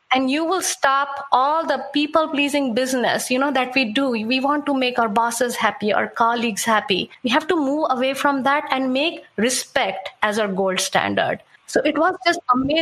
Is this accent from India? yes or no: yes; India; moved away; I come from India